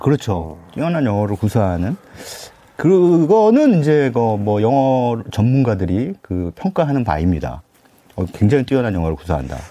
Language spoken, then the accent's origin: Korean; South Korea; 전 뭐, 토종 한국인이기 때문에